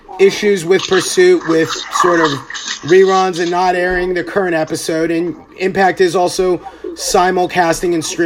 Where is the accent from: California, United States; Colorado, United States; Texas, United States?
Texas, United States; my home state of Texas